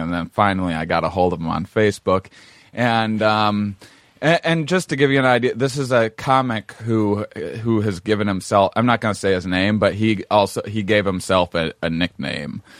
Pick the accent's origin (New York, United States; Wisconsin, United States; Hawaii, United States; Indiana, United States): Wisconsin, United States; La Crosse; Lacrosse, Wisconsin, my hometown